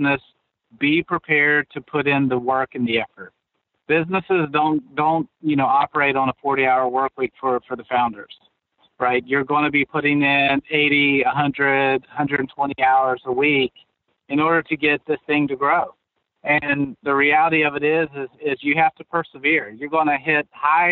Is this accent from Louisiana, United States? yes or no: no; West Virginia, United States; we're from West Virginia